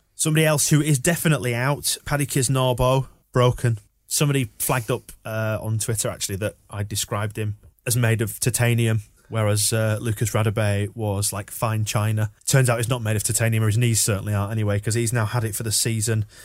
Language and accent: English; Yorkshire and the Humber, United Kingdom; We are from Yorkshire.